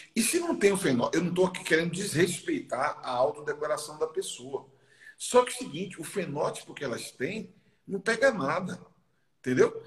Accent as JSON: {"language": "Portuguese", "town": "Salvador", "region": "Bahia", "country": "Brazil", "tie": "born or raised there", "said": "Eu nasci num bairro chamado Lobato, que é um bairro na linha do trem, lá em Salvador"}